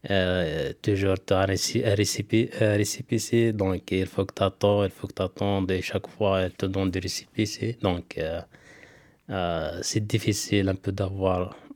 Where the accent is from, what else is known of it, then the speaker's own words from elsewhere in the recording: Algeria; une entreprise en France, euh, de chez nous en Algérie.